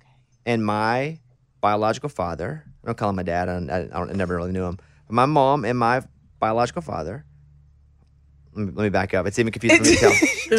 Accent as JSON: {"language": "English", "region": "Arkansas", "country": "United States", "said": "because I'm from Arkansas"}